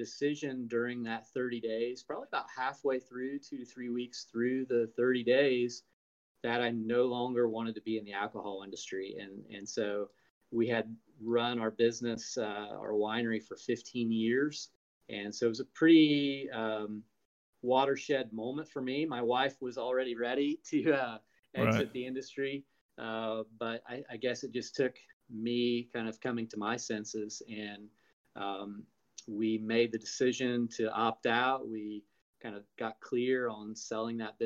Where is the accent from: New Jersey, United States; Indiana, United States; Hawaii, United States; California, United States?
Indiana, United States; I grew up in Indiana on a farm, small family farm that had been in the family since the 1800s